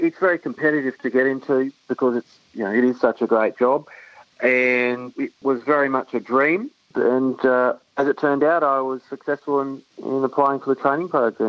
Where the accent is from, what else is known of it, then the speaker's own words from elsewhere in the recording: Brisbane, Queensland, Australia; I grew up in Brisbane, in the southern suburbs of Brisbane, and went to school there and then went to University of Newcastle.